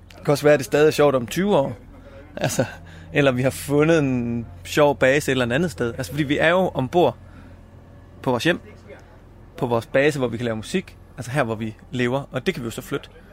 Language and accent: Danish; Esbjerg, Southern Denmark, Denmark; Jeg er født og opvokset i Esbjerg